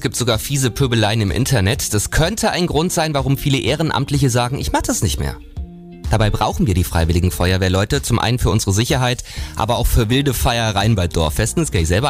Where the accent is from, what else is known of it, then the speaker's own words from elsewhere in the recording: Thuringia, Germany; wir Thüringer